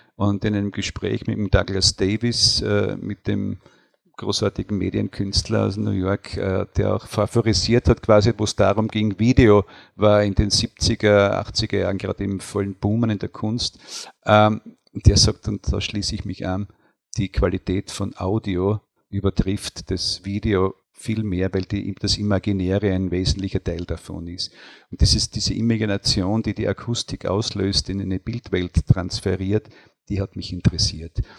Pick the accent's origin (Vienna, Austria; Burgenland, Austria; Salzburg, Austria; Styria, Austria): Styria, Austria; Deutschlandsberg; moved away as an adult; now in Wies, Austria; ich bin nach Wies zugereist. Ich bin in Deutschlandsberg geboren